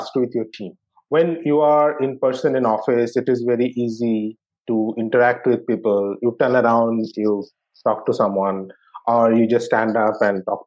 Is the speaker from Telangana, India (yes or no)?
no; Kolkata, West Bengal, India; I grew up in Calcutta in West Bengal